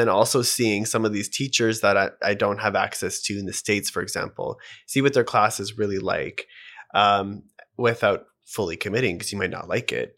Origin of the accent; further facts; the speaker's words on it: Edmonton, Alberta, Canada; also born or lived in Vancouver, Canada; now in Toronto, Canada; I'm from Edmonton, but I moved to Vancouver